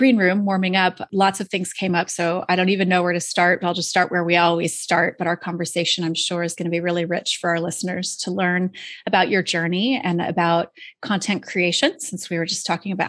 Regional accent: Seattle, Washington, United States; I grew up in Seattle.

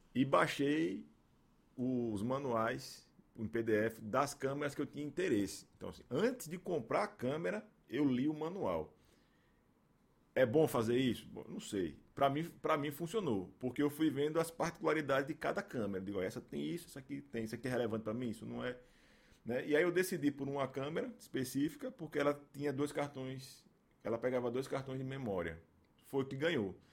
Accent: Aracaju, Sergipe, Brazil; also born or lived in Estância, Sergipe; E aí a gente está aqui desde então, né? 39 anos, 38 anos, morando aqui em Aracaju. Aí a gente passei por, pelas escolas aqui, estudei em escola pra caramba aqui em Aracaju

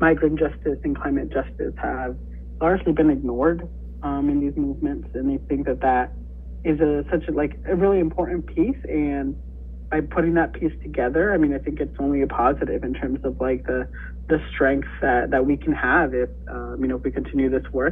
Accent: Sioux City, Iowa, United States; my hometown Sioux City

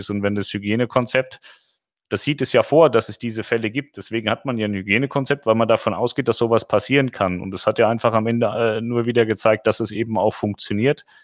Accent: Munich, Bavaria, Germany; So, so, der Kreuzverlenzer mal kein Bayerisch. Das hört man als Münchnerin ja nicht so gerne.

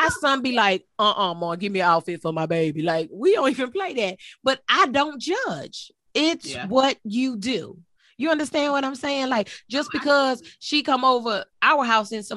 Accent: Texas, United States; I was born in Texas

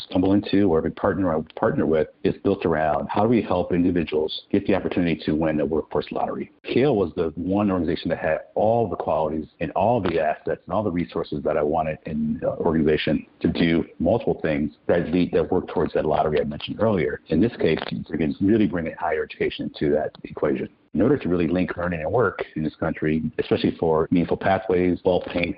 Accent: Milwaukee, Wisconsin, United States; moved away as an adult; also born or lived in Southwest Pennsylvania; I ran the workforce system in my hometown, Milwaukee, Wisconsin.

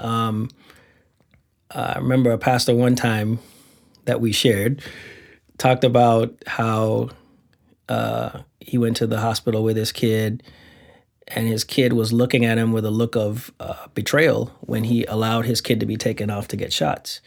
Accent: Saint Thomas, U.S. Virgin Islands; I'm from the Virgin Islands.

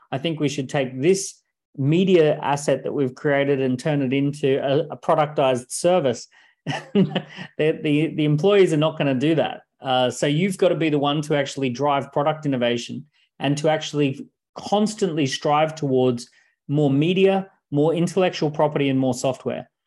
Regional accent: Australia; I was born in Australia

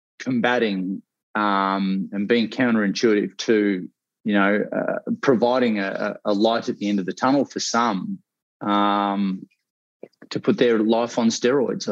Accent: Australia; accent: Australian; also born or lived in Ocean Grove, Victoria; my Australian accent

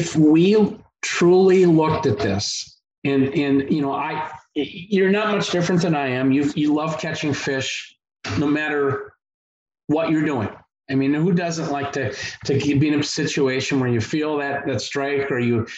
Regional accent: Madison, Wisconsin, United States; I grew up in Madison, Wisconsin, one of the most liberal cities in the whole nation

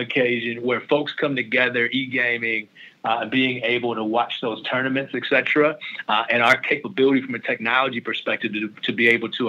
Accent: Canton, Ohio, United States; I'm from Ohio. I'm a kid from Canton, Ohio, Northeast Ohio

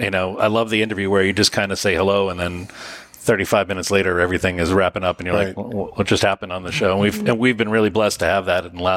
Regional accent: Methuen, Massachusetts, United States; moved away as an adult; now in New Hampshire, United States; I'm actually from Methuen myself. I moved to the 603 a little over 20 years ago.

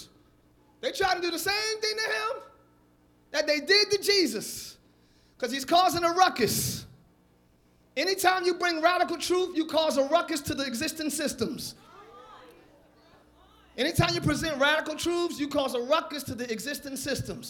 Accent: United States; also born or lived in New York / Philadelphia; I'm from Jersey, New York, Philly

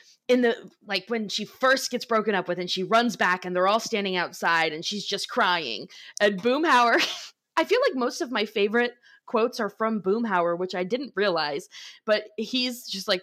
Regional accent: Florida, United States; we're from Florida

